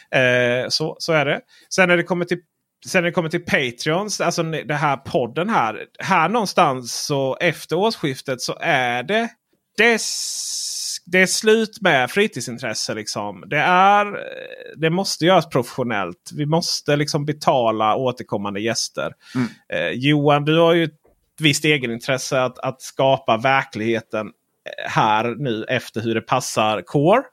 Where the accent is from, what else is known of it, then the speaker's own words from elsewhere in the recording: Sweden; Vi är ju från Sverige